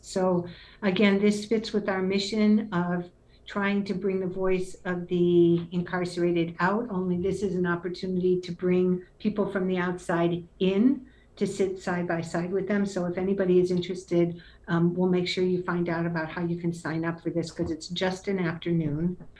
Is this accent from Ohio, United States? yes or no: yes; Cleveland, Ohio, United States; moved away; also born or lived in Haiti; I grew up in Cleveland, which, you know, literally and figuratively, I'm a native of Cleveland, Ohio